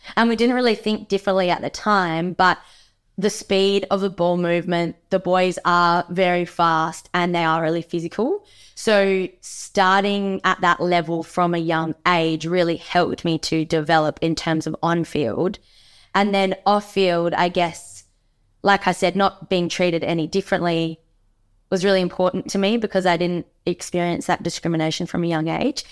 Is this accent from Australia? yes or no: yes; Margaret River, Western Australia, Australia; growing up in Margaret River